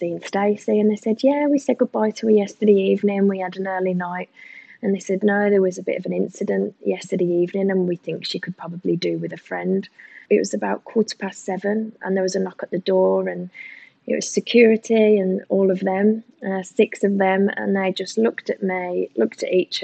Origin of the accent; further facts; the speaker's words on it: England, United Kingdom; moved away as an adult; now in Australia; I'm typically English